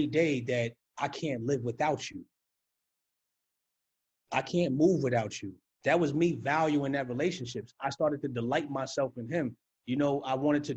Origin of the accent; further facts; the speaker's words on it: New York City, New York, United States; being a New Yorker